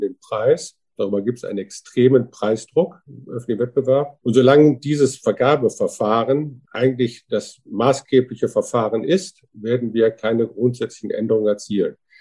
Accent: Wuppertal, North Rhine-Westphalia, Germany; Ich komme aus Wuppertal

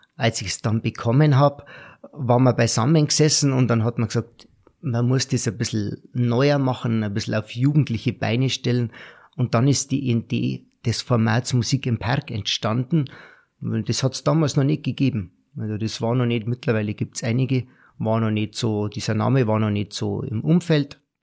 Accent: Garmisch-Partenkirchen, Bavaria, Germany; moved away as an adult; als Bayer, als Garmischer

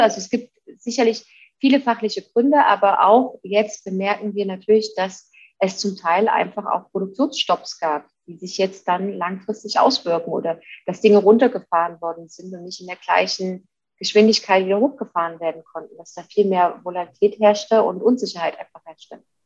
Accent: Leipzig, Saxony, Germany; now in Munich, Germany; Jetzt komme ich gebürtig aus Leipzig.

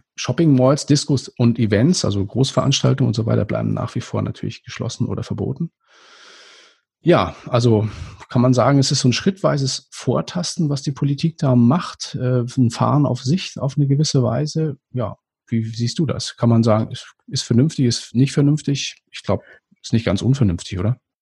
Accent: Schleswig-Holstein, Germany; als Norddeutscher erschüttert hat, es gibt bei uns in, äh, in Schleswig-Holstein

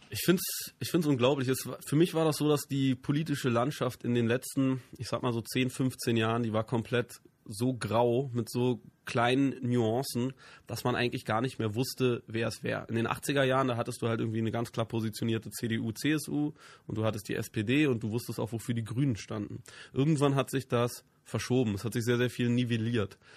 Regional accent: Berlin, Germany; Ich bin, ich bin nicht nur in Westberlin groß geworden, sondern sogar im amerikanischen Sektor.

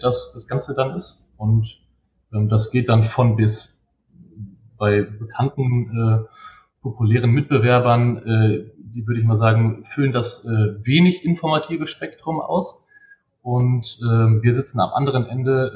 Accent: Bielefeld, North Rhine-Westphalia, Germany; Geboren bin ich in Bielefeld, ähm, aufgewachsen bin ich in Bielefeld

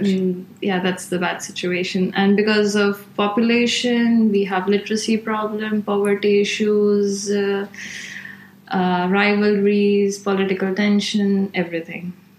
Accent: Gujarat, India; moved away as an adult; also born or lived in Maharashtra; now in Milan, Italy; I come from Gujarat, like which is like central, and I stayed in Maharashtra, which is central south

